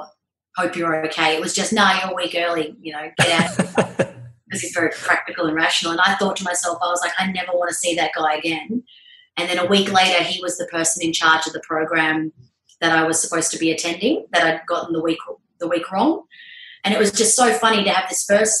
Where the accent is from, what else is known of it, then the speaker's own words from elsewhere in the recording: Albany, Western Australia, Australia; moved away as an adult; also born or lived in Perth, Australia; now in Darwin, Australia; I'm originally from Albany in Western Australia, so a small town down there, and went to Perth for uni